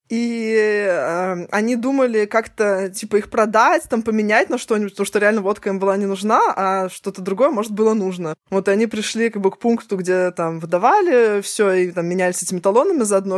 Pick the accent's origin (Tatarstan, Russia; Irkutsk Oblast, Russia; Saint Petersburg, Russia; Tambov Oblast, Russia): Saint Petersburg, Russia; я же раньше тебя родилась по, на несколько месяцев, и вот у меня тоже есть что Ленинград, СССР